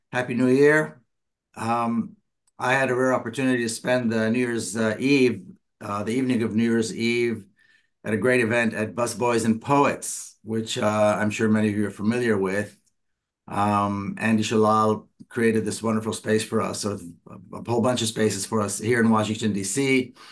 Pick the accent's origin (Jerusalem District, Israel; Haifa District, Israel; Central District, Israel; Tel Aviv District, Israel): Jerusalem District, Israel; Jerusalem; I was born and raised in Palestine, in Jerusalem.